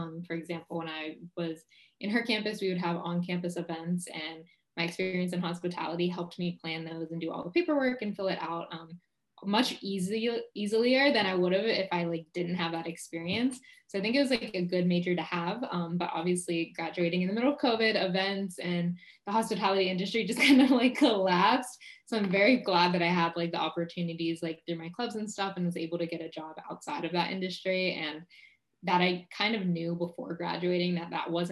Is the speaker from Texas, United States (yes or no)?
no; Pittsburgh, Pennsylvania, United States; moved away; also born or lived in Orlando, Florida; I'm originally from Pittsburgh, Pennsylvania